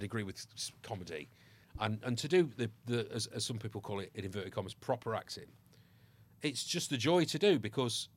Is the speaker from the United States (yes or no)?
no; Ireland; I am Irish by birth